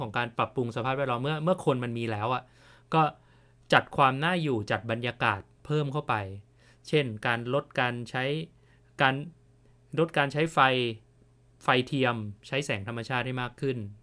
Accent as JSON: {"language": "Thai", "country": "Thailand", "said": "ผมเป็นคนไทย"}